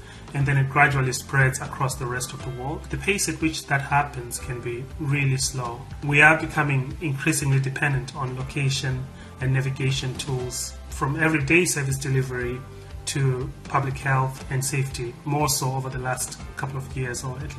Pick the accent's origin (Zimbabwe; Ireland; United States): Zimbabwe; born or raised there